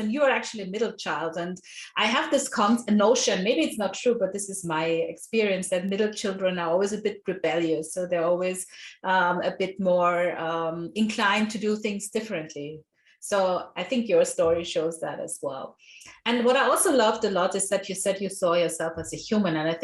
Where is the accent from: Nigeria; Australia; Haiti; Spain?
Nigeria; I grew up in Nigeria